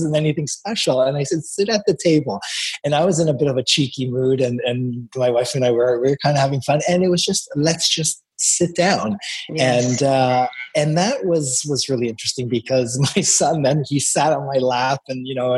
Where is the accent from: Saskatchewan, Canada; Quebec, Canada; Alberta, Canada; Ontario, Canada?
Ontario, Canada; Toronto; We grew up in Scarborough in the 70s